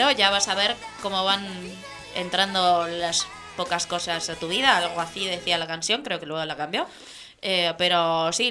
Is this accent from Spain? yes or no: yes; Spain; mis padres, yo soy española, pero mi padre es francés y mi madre es del Congo belga.